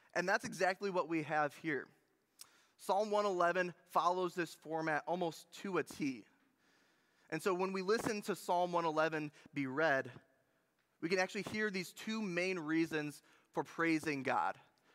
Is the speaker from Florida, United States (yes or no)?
no; Munising, Michigan, United States; I think that my hometown and my wife's hometown in Munising, Michigan, is one of the most beautiful places in the entire world. It is on the shore of Lake Superior in the Upper Peninsula of Michigan.